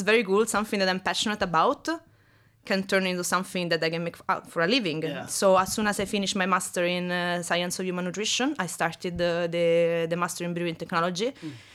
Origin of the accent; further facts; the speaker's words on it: Rome, Lazio, Italy; English is a second language; moved away as an adult; also born or lived in Australia / Florø, Norway; now in Oslo, Norway; I'm from Italy, specifically from Rome.